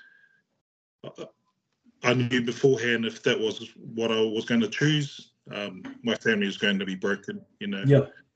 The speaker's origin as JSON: {"language": "English", "town": "Hamilton", "region": "Waikato", "country": "New Zealand", "tie": "born or raised there", "also_born_or_lived": "Auckland / Onehunga / Tonga", "said": "most of my life, I grew up in Hamilton."}